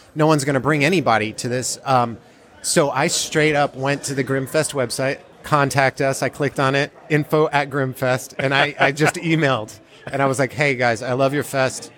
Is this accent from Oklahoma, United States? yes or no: no; Georgia, United States; where I grew up in Georgia